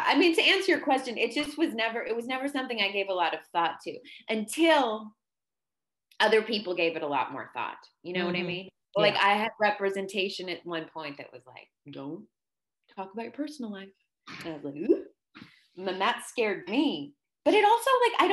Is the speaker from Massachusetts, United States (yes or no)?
yes; Boston, Massachusetts, United States; moved away; also born or lived in New York; I grew up in West Roxbury